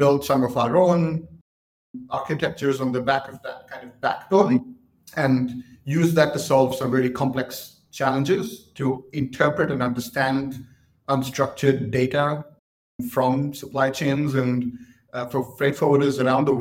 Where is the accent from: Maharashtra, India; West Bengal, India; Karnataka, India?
Maharashtra, India; Mumbai; moved away as an adult; also born or lived in Cambridge, United Kingdom; now in London, United Kingdom; I was born in Mumbai. I grew up in Mumbai, did my school there